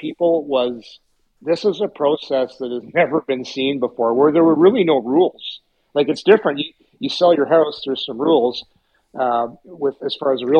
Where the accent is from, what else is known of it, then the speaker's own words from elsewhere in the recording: Ottawa, Ontario, Canada; growing up in Ottawa, a lot of Montreal Canadian fans here back then.